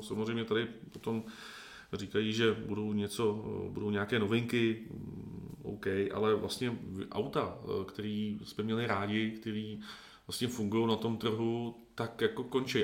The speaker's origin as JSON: {"language": "Czech", "country": "Czechia", "said": "jako Češi"}